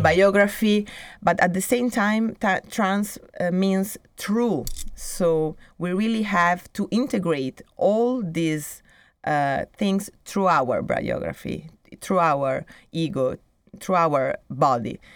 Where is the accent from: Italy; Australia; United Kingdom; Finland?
Italy; moved away as an adult; also born or lived in Milan, Italy / Brazil; now in Barcelona, Spain; when I was living in, in Italy, in my hometown, or even in, in Milan